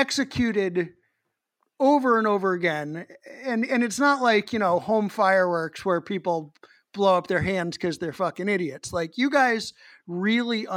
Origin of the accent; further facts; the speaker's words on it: New England, United States; growing up in New England